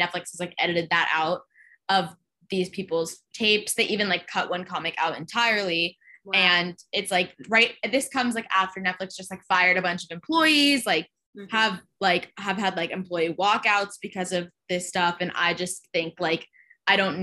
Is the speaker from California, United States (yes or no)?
yes; Orange County, California, United States; I grew up in Orange County